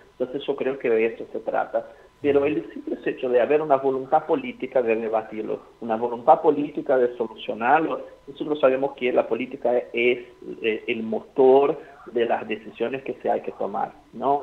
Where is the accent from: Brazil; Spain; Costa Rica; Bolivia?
Brazil; now in Argentina; nosotros como brasileños